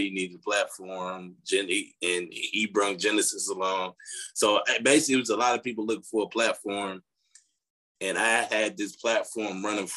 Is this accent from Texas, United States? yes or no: no; Chicago, Illinois, United States; I'm from Chicago